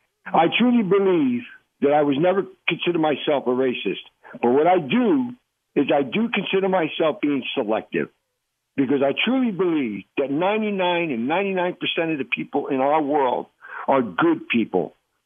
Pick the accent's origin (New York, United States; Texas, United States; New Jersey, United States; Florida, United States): New Jersey, United States; Newark; I was born and raised in Newark, New Jersey, and I grew up with a whole diversity of people in my life. And I'm 71 years old today.